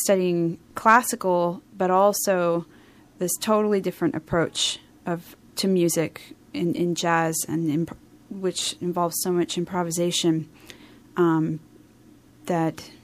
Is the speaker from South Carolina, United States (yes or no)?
no; New Jersey, United States; moved away; also born or lived in Philadelphia, Pennsylvania; the first part of my childhood, I lived in South Jersey